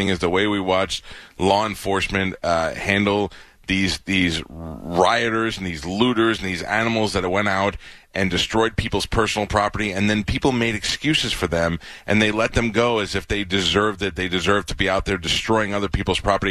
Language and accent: English; New York City, New York, United States; moved away; I grew up there in New York